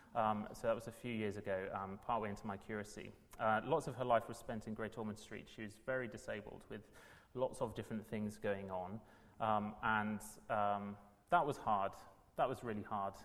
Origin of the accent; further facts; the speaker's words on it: South Wales, United Kingdom; moved away as an adult; also born or lived in Manchester; now in London, United Kingdom; I'm from South Wales